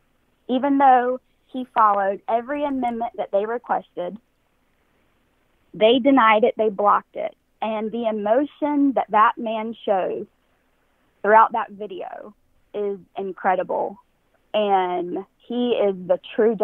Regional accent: North Carolina, United States; I'm from North Carolina

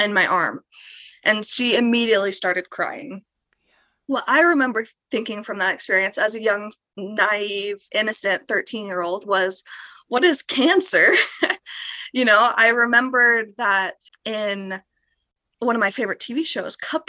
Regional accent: St. Louis, Missouri, United States; moved away as an adult; I'm from St. Louis, Missouri.

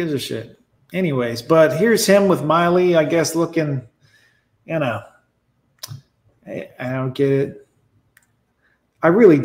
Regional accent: United States; I'm American as apple pie.

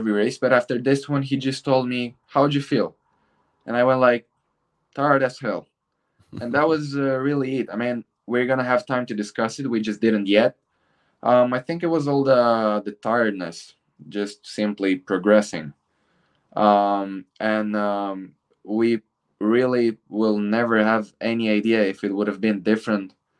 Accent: Bucharest, Romania; in Bucharest, in my hometown

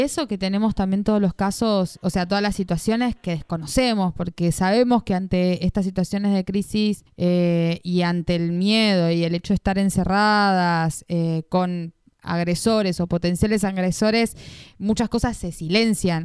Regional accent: Entre Ríos, Argentina; moved away; Soy de Entre Ríos

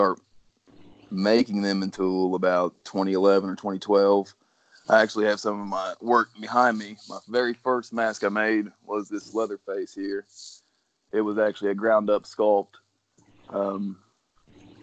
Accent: South Point, Ohio, United States; I'm from South Point, Ohio. That's, if you can't tell by the name, it's the southern tip of Ohio.

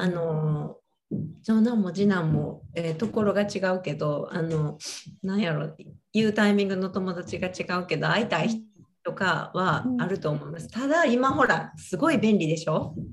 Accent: Japan; moved away as an adult; 日本で育ってる

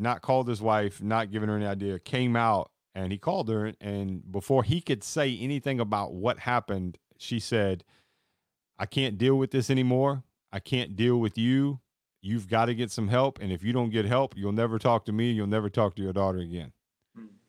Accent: Kentucky, United States; I'm born and raised in Kentucky

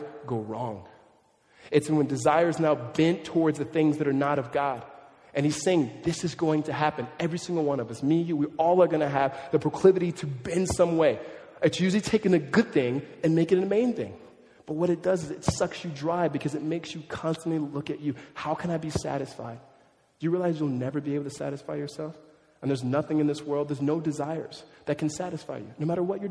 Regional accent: California, United States; now in Tempe, United States; I grew up in California

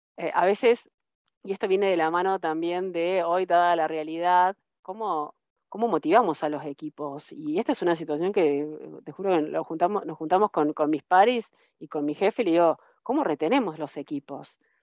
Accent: Río Tercero, Córdoba, Argentina; moved away as an adult; Yo soy de Río Tercero, que es una ciudad más chica de la, provincia de Córdoba

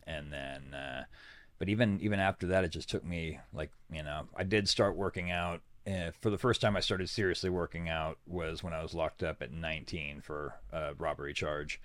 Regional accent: Sutter Buttes, California, United States; I was born in the smallest mountain range in the world, the Sutter Buttes.

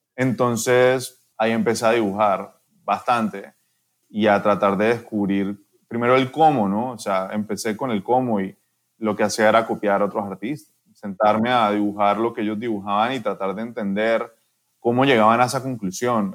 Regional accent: Cali, Valle del Cauca, Colombia; moved away as an adult; also born or lived in France; now in Panama; crecí en Colombia, mis papás lograron crecer una empresa mucho, o sea, crecí en una familia que, que me entregó todo, o sea, era clase alta en Cali

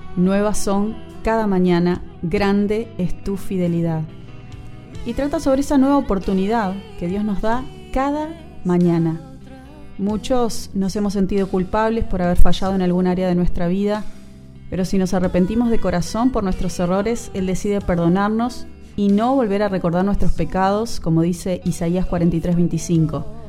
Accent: San Juan, Argentina; moved away as an adult; now in Montevideo, Uruguay; si bien soy argentina, nací en San Juan, les saludo desde Montevideo, capital de la República Oriental del Uruguay, país donde formé mi familia y vivo actualmente.

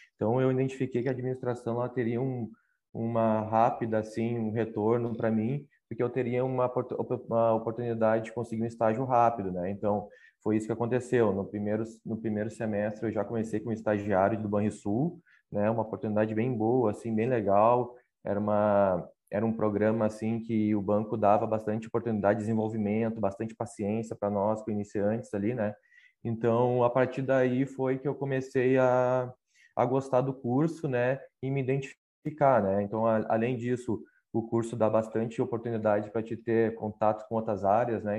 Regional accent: Canoas, Rio Grande do Sul, Brazil; moved away as an adult; also born or lived in Porto Alegre; now in Pelotas, Brazil; sou natural lá de Canoas, né? Faz quatro anos que eu moro em Pelotas

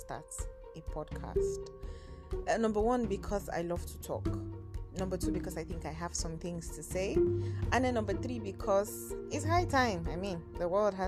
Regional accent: Kaduna, Kaduna State, Nigeria; now in Abuja, Nigeria; I am a northern girl from Kaduna, the city of Kaduna, the crocodile city. That is where I'm from. But I am currently based in Abuja.

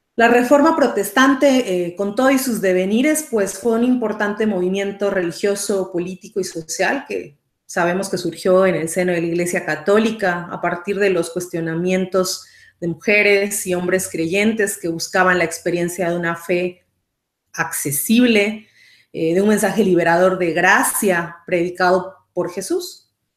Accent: Mexico; now in San José, Costa Rica; soy mexicana, actualmente resido en Costa Rica

